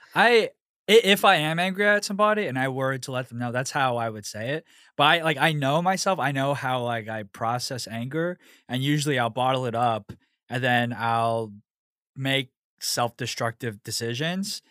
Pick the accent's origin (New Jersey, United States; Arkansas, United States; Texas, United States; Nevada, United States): Texas, United States; Houston; moved away as an adult; also born or lived in Pasadena, Texas; now in New York, United States; born and raised in Houston, and then I moved to New York, uh, almost a year ago